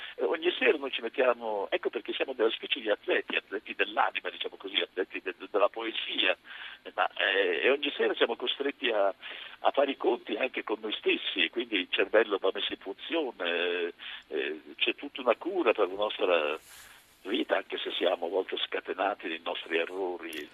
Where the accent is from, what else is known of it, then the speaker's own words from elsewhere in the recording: Pesaro, Marche, Italy; sono di Pesaro